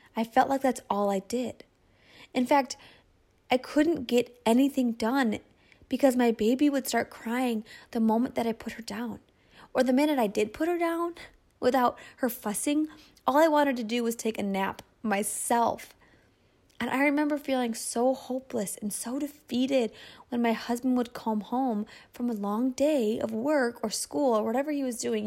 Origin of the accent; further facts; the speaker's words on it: Michigan, United States; my hometown in Michigan